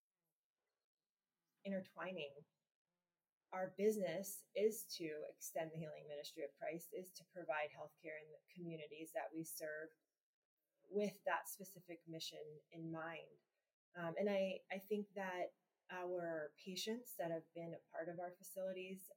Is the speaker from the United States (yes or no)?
yes; Gainesville, Florida, United States; moved away as an adult; I was born in Gainesville and grew up in Gainesville